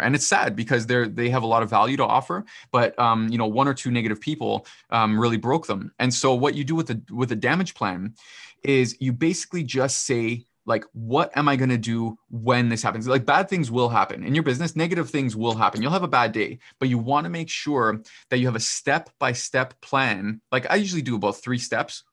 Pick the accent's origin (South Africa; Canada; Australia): Canada; I'm not American, I'm Canadian